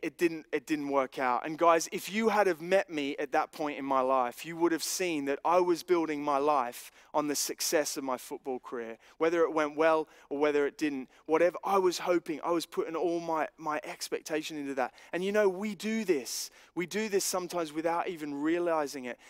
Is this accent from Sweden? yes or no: no; Australia; growing up in Australia